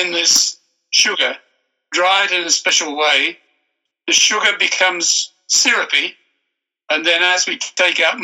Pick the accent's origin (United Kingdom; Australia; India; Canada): Australia; I'm an Australian by birth